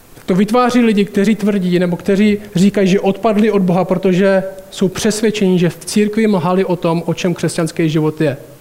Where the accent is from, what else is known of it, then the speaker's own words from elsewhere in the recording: Šumperk, Olomouc Region, Czechia; moved away as an adult; also born or lived in United States; pořád bydlím v paneláku, ve kterým jsem vyrůstal tady v Šumperku